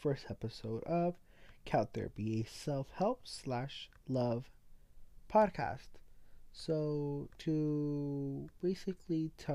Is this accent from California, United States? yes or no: yes; Los Angeles, California, United States; I am 16 years old and I am from East